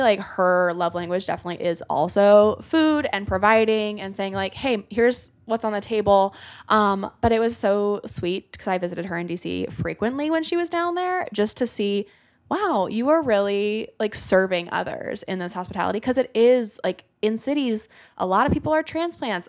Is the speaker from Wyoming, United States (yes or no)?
no; Oregon, United States; moved away as an adult; now in New York, United States; my family moved from where I grew up in Oregon to Idaho Falls